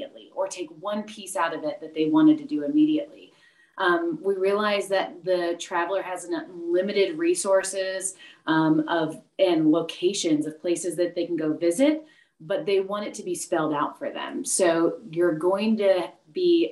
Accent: Indiana, United States; moved away as an adult; also born or lived in Myrtle Beach, South Carolina / Greenville-Spartanburg, South Carolina; now in York County, South Carolina, United States; I'm from Indiana. I went to Indiana University, I'm a Hoosier

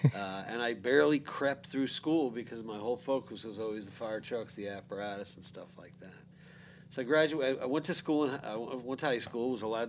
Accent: Long Island, New York, United States; also born or lived in Chicago; I was born in Chicago, and I was adopted, so I was then brought to New York by my parents

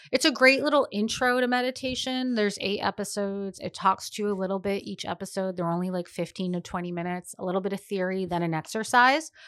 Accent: Boston, Massachusetts, United States; now in Rhode Island, United States; being a Bostonian who's now Rhode Islander for many years

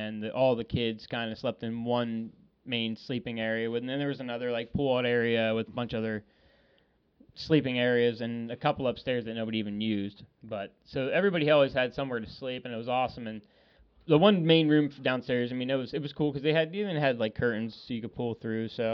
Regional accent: Pennsylvania, United States; I'm from Pennsylvania. I'm like 2,000 miles away from home

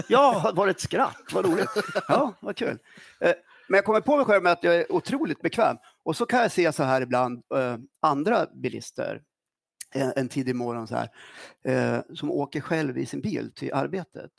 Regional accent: Östersund, Jämtland, Sweden; also born or lived in Norrbotten; jag var ja. sju år när jag kom till Östersund

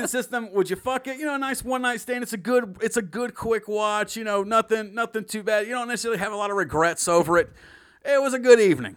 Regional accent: the South, United States; I'm born and raised in the South.

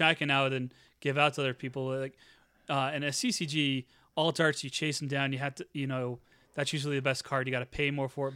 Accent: Normal, Illinois, United States; my hometown of Normal, Illinois

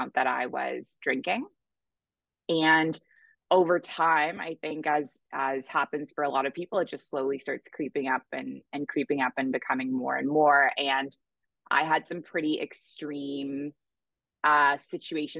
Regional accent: Toronto, Ontario, Canada; moved away as an adult; now in Bali, Indonesia; So I am originally from Canada. I grew up in Toronto.

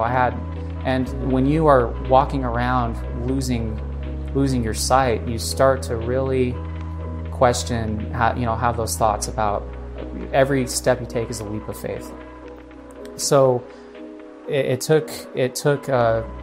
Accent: Utah, United States; I grew up here in Utah. I'm a Utah boy for most of my life

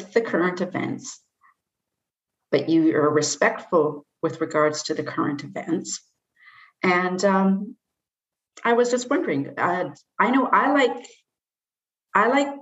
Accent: Nanaimo, British Columbia, Canada; I grew up in Nanaimo, and I never thought there was any heavy duty crime

